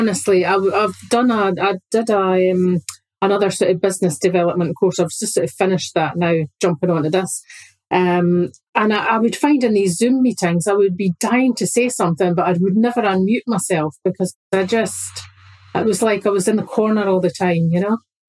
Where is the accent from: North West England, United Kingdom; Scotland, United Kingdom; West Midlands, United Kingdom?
Scotland, United Kingdom; I think it's because I'm Scottish